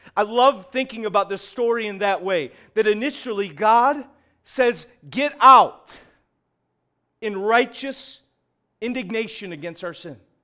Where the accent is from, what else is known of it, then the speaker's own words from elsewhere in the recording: Syracuse, New York, United States; we are from Syracuse